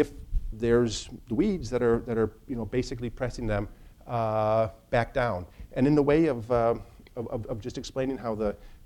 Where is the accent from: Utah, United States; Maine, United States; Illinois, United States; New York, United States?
Illinois, United States; Northern; now in Chicago, United States; I'm from Northern Illinois and I live in Chicago